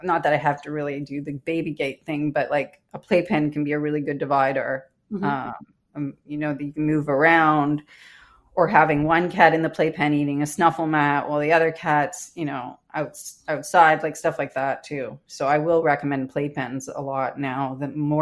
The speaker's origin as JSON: {"language": "English", "country": "Canada", "said": "I'm Canadian"}